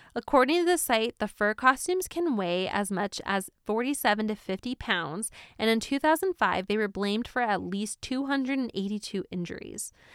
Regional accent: East Coast, United States; Growing up on the East Coast, I never went to Disneyland

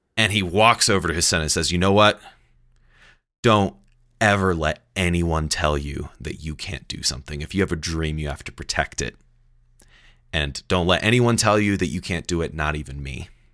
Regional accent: Indianapolis, Indiana, United States; also born or lived in New York; I grew up in Indianapolis, and I was six years old

